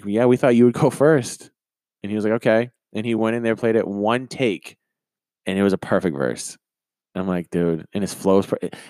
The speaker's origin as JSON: {"language": "English", "town": "Belfast", "region": "Maine", "country": "United States", "tie": "born or raised there"}